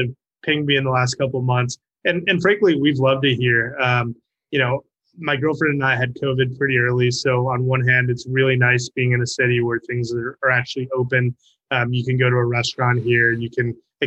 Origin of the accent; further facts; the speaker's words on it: Chicago, Illinois, United States; moved away as an adult; now in Miami, United States; my hometown of Chicago. I'm a lifelong Chicagoan